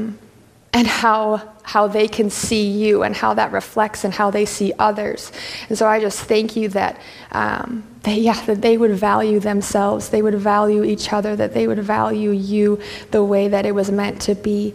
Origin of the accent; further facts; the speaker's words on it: Wisconsin, United States; first language English; also born or lived in Minnesota; born and raised in Wisconsin